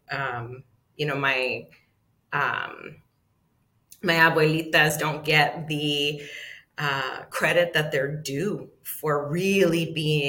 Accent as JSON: {"language": "English", "area": "Aztlán", "region": "Southwest", "country": "United States", "tie": "born or raised there", "also_born_or_lived": "Arizona / California", "said": "I grew up in Aztlán. We are not immigrants on this land."}